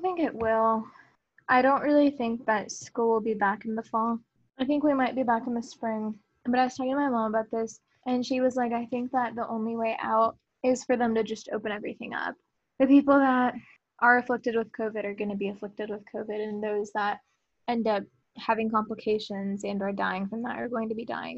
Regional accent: Colleyville, Texas, United States; also born or lived in Grapevine, Texas; I am from Colleyville, Texas

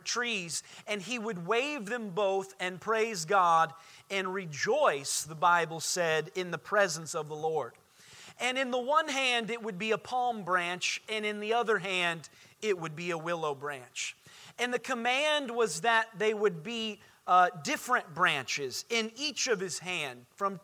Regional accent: Indiana, United States; moved away as an adult; now in Orlando, United States; I grew up in Indiana.

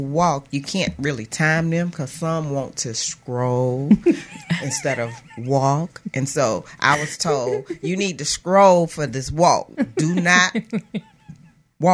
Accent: Mobile, Alabama, United States; born or raised there; also born or lived in Sioux City, Iowa

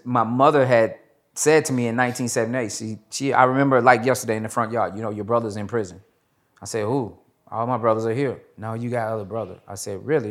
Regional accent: Nashville, Tennessee, United States; I am originally from Nashville, Tennessee. I was born to a single parent mother.

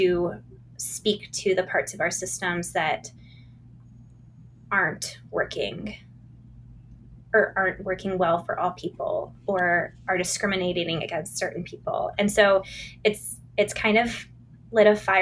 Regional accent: Virginia, United States; I grew up in the Chesapeake Bay region of coastal Virginia.

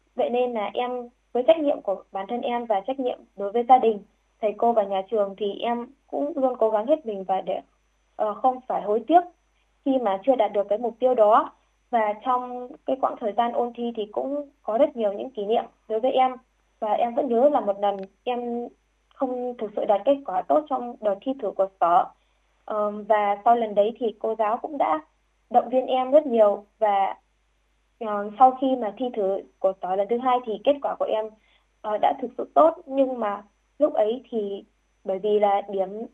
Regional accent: Vinh Bao, Hai Phong, Haiphong, Vietnam; em được uh, sinh ra trên mảnh đất khiếu học mang tên của danh nhân văn hóa trợ trình Nguyễn Bình Khiêm

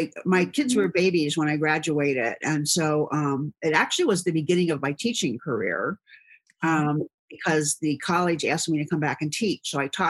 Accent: Cincinnati, Ohio, United States; And the area that I grew up here in Cincinnati on the west side is a lot of family-owned businesses.

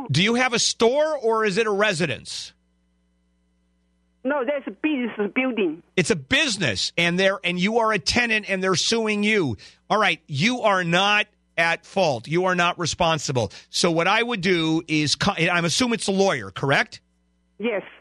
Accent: Japan; English is a second language; now in United States; Jap Japan.

